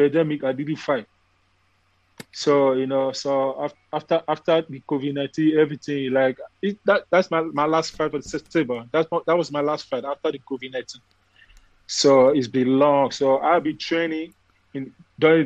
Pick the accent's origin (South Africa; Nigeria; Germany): Nigeria; now in Texas, United States; when I came from Nigeria to America, I first land to Texas